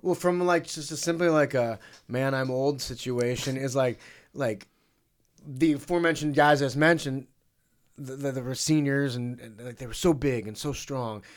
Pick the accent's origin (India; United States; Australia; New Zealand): United States; St. Louis, Missouri; my hometown team